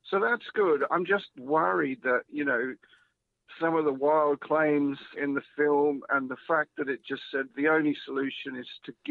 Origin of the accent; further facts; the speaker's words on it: Melbourne, Victoria, Australia; now in United Kingdom; you probably can't tell because I've been in the UK over 20 years, but I am an Australian. Stop it. so I'm from Melbourne.